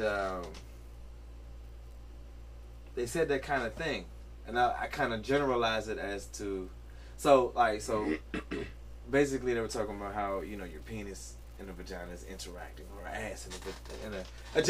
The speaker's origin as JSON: {"language": "English", "country": "United States", "also_born_or_lived": "Caribbean", "said": "I'm also American"}